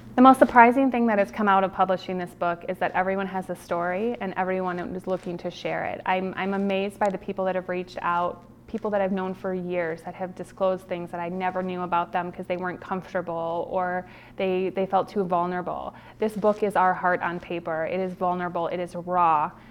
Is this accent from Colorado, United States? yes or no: no; Milwaukee, Wisconsin, United States; also born or lived in Cincinnati, Ohio; I absolutely love growing up in Milwaukee